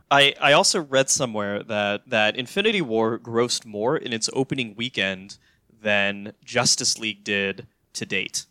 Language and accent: English; North Carolina, United States; moved away; I'm originally from North Carolina